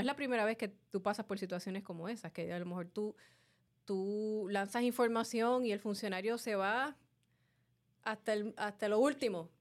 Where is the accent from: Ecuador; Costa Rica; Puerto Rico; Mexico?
Puerto Rico; Carolina; Como dicen en mi pueblo de Carolina